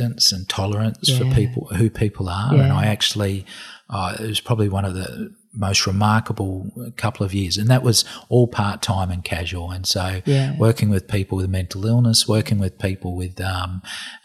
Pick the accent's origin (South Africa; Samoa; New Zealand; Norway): New Zealand; now in Australia; I'm a Kiwi